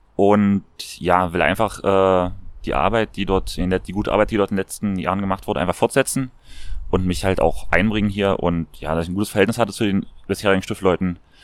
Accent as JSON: {"language": "German", "town": "Magdeburg", "region": "Saxony-Anhalt", "country": "Germany", "tie": "born or raised there", "moved": "as an adult", "lives_now": "Vienna, Austria", "said": "in meiner Heimatstadt in Magdeburg"}